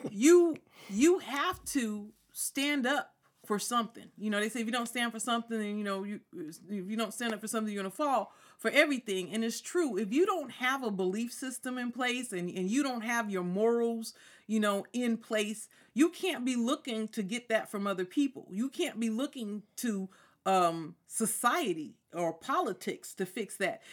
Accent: Ontario, California, United States; also born or lived in Chino, California; I'm from Ontario. I went to Chino High.

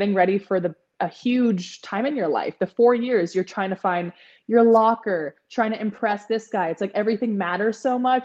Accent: San Francisco Bay Area, California, United States; born or raised there

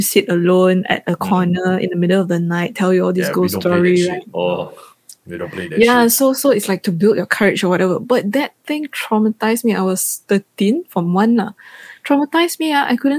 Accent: Selangor, Malaysia; even though we all three always say we are from KL, right? But technically, we all live in the suburbs, even when we're younger.

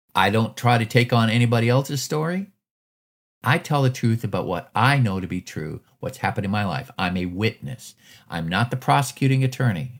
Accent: Alaska, United States; moved away as an adult; now in Georgia, United States; I was born and raised in Alaska.

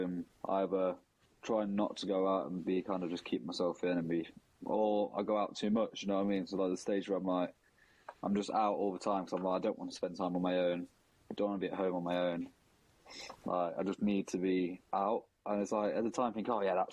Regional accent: Nottingham, East Midlands, United Kingdom; now in London, United Kingdom; I'm from Nottingham, grew up in Nottingham. I live in London now.

